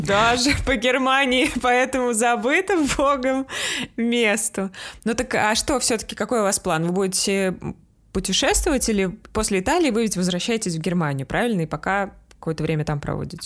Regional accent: Russia; moved away

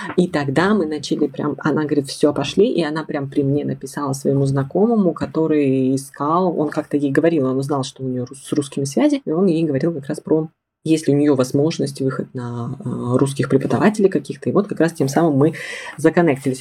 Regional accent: Siberia, Russia; also born or lived in Tomsk; Я из Сибири окончила Томский государственный педагогический университет

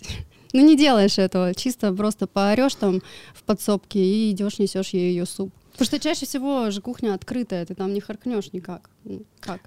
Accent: Chunsky, Irkutsk Oblast, Russia; moved away as an adult; also born or lived in Krasnoyarsk; я из э, поселка Чунский, это под Иркутской областью, там за Братском, за Тайшетом, просто вот в самых ебунях. И в 18 лет переехала в Красноярск учиться

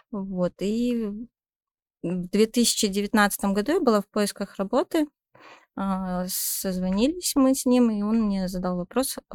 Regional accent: Zhezkazgan, Ulytau Region, Kazakhstan; Я вообще родом из Жесказгана, как вы знаете.

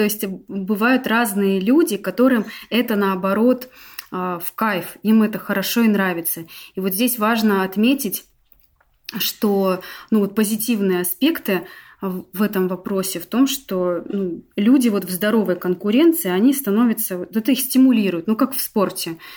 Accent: Novosibirsk, Novosibirsk Oblast, Russia; А, я из Новосибирска. У нас э, с мужем семейный бизнес, юридическая компания.

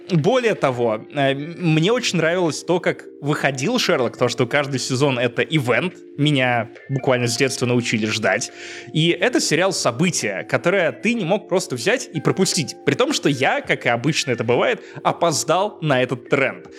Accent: Obninsk, Kaluga Oblast, Russia; now in Riga, Latvia; будучи пиздюком из Обнинска в 10 классе

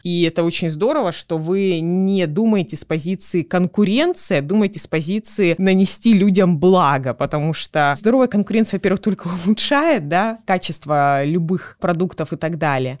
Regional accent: Krasnodar, Krasnodar Krai, Russia; moved away as an adult; now in Saint Petersburg, Russia; Я когда переехала с юга, мы с тобой, считай, землячки, я из Краснодара, я переехала в Санкт-Петербург

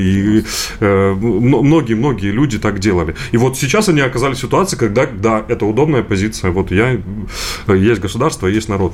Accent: Donbas, Ukraine; now in Russia; я сам э, из Донбасса

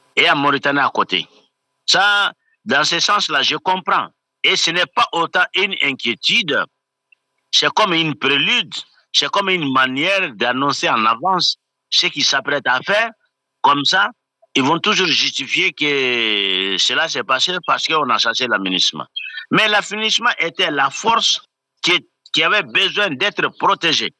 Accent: Mali; je suis malien

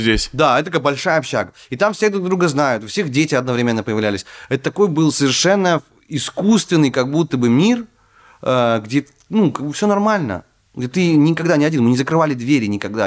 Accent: Naryan-Mar, Nenets Autonomous Okrug, Russia; moved away as an adult; also born or lived in Saint Petersburg; откуда я родом, ну, я из Наринмара, ну, часть Архангельской области.

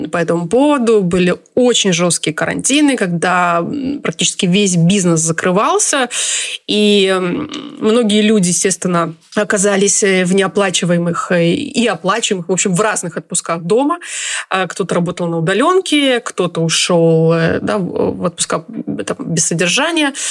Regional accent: Chelyabinsk, Chelyabinsk Oblast, Russia; now in Israel; Я живу в Израиле уже 12-13 год. А, я приехала из России, из города Челябинск.

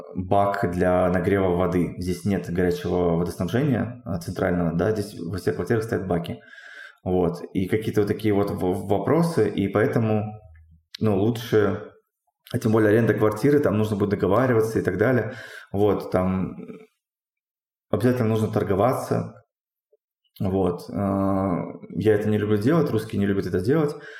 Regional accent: Russia; moved away as an adult; also born or lived in Tyumen, Russia; now in Armenia; Я говорю, ну вот, там из России

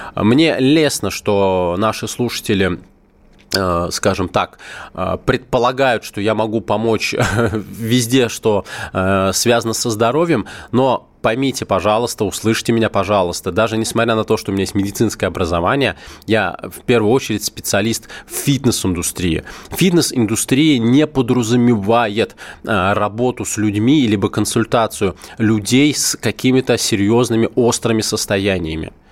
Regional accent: Moscow, Russia; я коренной москвич, в родном городе

